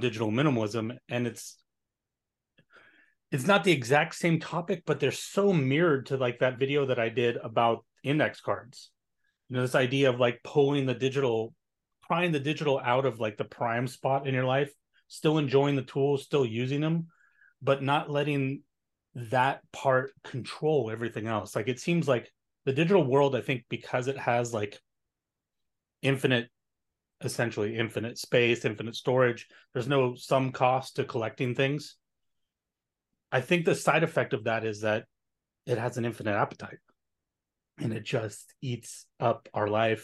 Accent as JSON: {"language": "English", "country": "United States", "said": "I'm American"}